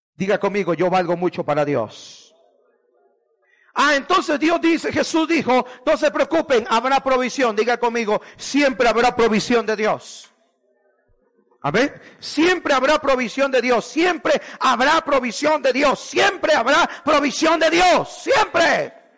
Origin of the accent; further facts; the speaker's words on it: Guatemala; moved away; fui a Guatemala viví una experiencia horrible, hermano, en mi tierra